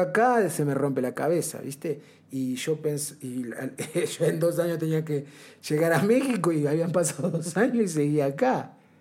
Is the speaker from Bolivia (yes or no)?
no; Banfield, Buenos Aires Province, Argentina; moved away as an adult; yo volví a, la Argentina